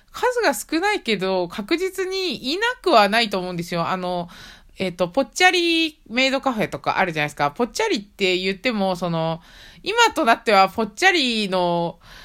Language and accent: Japanese; Tochigi, Japan; 地元栃木なんですけれども